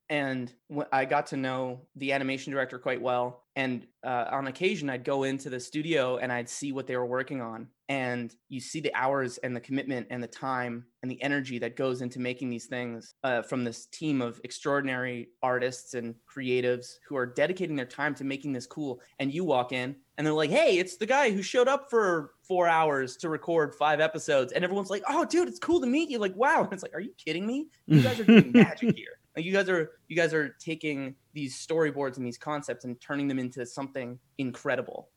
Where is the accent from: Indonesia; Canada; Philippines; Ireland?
Canada; Edmonton, Alberta; where I grew up in Edmonton